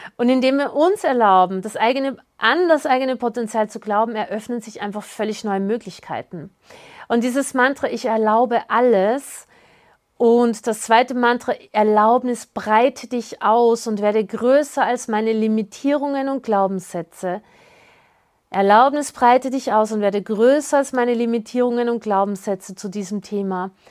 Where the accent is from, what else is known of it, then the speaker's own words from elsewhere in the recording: Austria; ich bin ja Österreicherin